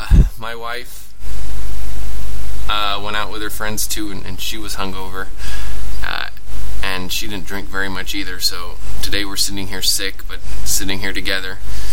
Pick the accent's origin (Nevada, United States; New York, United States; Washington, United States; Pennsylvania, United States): Nevada, United States; Las Vegas; now in Poland; I'm from Vegas